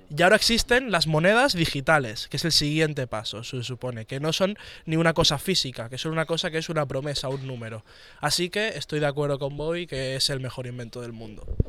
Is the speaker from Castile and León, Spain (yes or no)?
no; Barcelona, Catalonia, Spain; yo soy de aquí